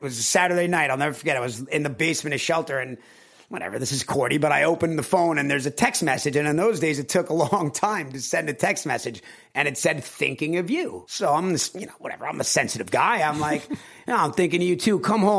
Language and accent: English; Long Island, New York, United States; moved away as an adult; I'm a kid from Long Island. You know, I'm a guy from Long Island. I'm a regular guy. I'm in a one bedroom apartment on La Cienega